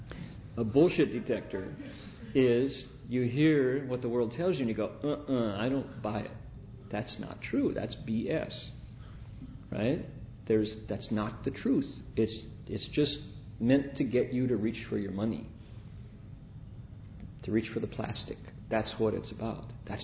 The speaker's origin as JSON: {"language": "English", "town": "Toledo", "region": "Ohio", "country": "United States", "tie": "born or raised there", "also_born_or_lived": "Bay Area", "moved": "yes", "said": "Growing up in Toledo"}